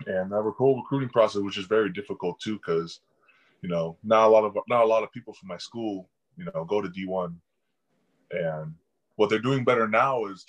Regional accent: Chico, California, United States; Chico, because everyone was kind of in the same area. I was the only one up north that far

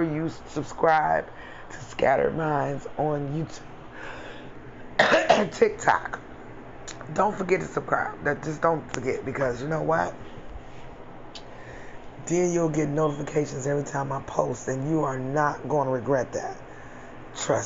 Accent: United States; I'm African American

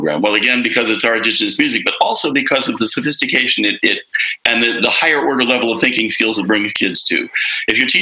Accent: Arlington, Virginia, United States; moved away as an adult; also born or lived in Boston, Massachusetts; up in the Washington, D.C. area at Arlington, Virginia

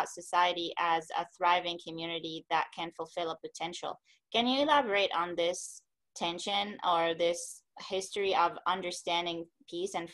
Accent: Palestine; moved away; I'm from Palestine originally

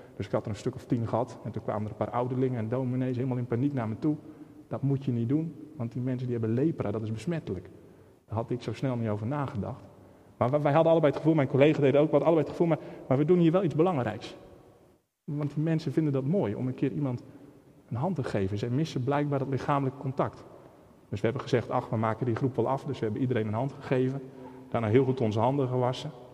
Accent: Netherlands; Ik ben opgegroeid in Holland

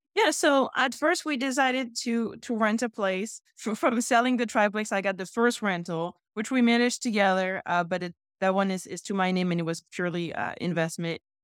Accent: France; moved away as an adult; also born or lived in Houston, Texas; now in Chicago, United States; my hometown is so close to that. I personally don't want to go back to France

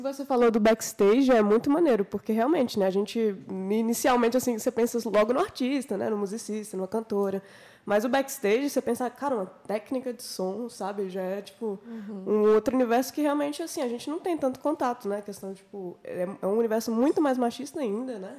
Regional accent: Minas Gerais, Brazil; moved away as an adult; now in Brasília, Brazil; eu sou de Minas Gerais, eu vim aqui para Brasília para fazer esse projeto

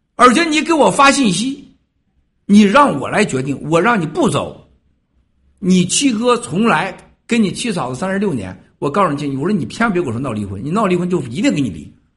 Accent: China; 我出生的赵家沟，一共剩下八户人家

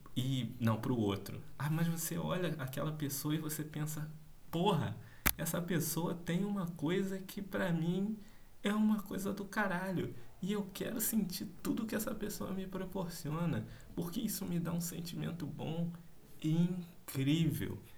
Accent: Rio de Janeiro, Brazil; accent: carioca; esse sotaque carioca

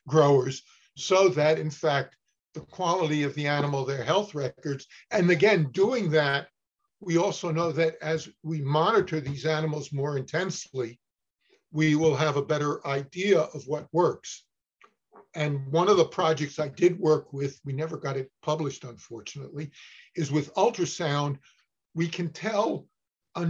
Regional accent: Newark, New Jersey, United States; moved away as an adult; also born or lived in Cornell (Ithaca, New York); I grew up in Newark, New Jersey

